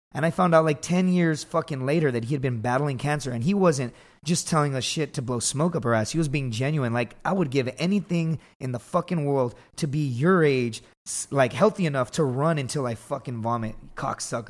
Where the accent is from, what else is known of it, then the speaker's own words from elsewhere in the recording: Laredo, Texas, United States; I grew up in Laredo, Texas